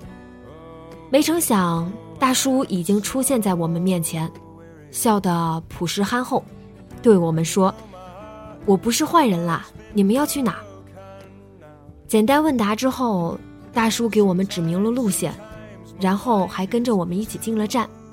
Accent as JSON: {"language": "Chinese", "country": "China", "said": "咱们内地人"}